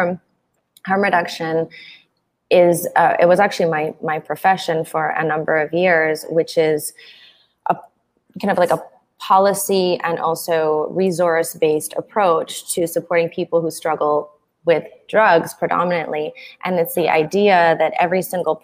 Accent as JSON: {"language": "English", "country": "Canada", "also_born_or_lived": "south of Mexico", "moved": "as an adult", "lives_now": "Mexico", "said": "I'm originally from Canada"}